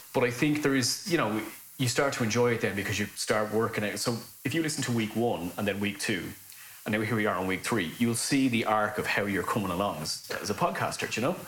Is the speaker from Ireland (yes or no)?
yes; Lusk, Leinster, Ireland; growing up in Dublin, right? And this is how I speak.